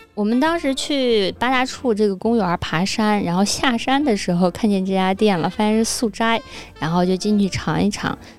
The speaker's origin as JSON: {"language": "Chinese", "town": "Xingtai", "region": "Hebei", "country": "China", "tie": "born or raised there", "moved": "yes", "lives_now": "Beijing, China", "said": "这次我回老家，他家都有六七家连锁了，就在邢台本地"}